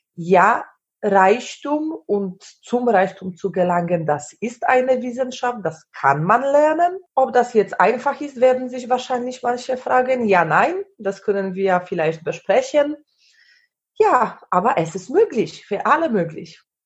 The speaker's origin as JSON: {"language": "German", "country": "Poland", "also_born_or_lived": "Germany / Sweden", "second_language": "German", "moved": "as an adult", "said": "ich war aus Polen"}